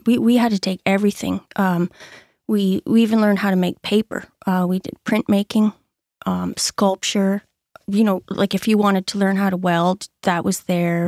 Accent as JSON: {"language": "English", "town": "Orillia", "region": "Ontario", "country": "Canada", "also_born_or_lived": "Barrie, Ontario", "moved": "as an adult", "lives_now": "Hackett's Cove, Canada", "said": "I am actually from Orillia, Ontario"}